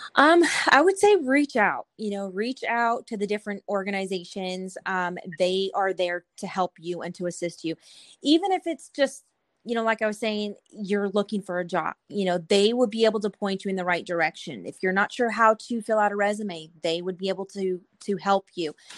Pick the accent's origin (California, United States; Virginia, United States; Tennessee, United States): California, United States; moved away as an adult; now in Killeen, United States; I'm from California